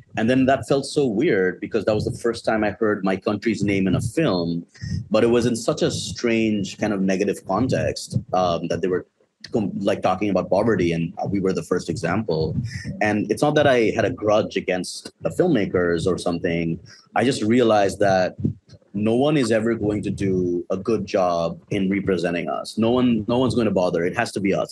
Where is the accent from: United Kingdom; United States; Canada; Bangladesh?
Bangladesh; I grew up in Bangladesh my entire life. I've always lived here